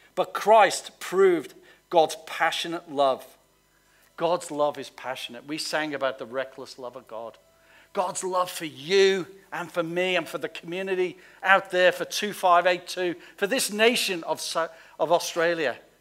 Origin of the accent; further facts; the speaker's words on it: Liverpool, North West England, United Kingdom; I come from Liverpool